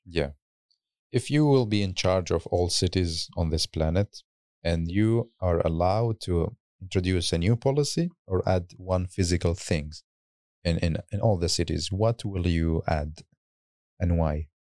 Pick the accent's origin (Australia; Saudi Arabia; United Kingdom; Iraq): Iraq; Baghdad, Baghdad Governorate; moved away; in my home country, in hometown in Baghdad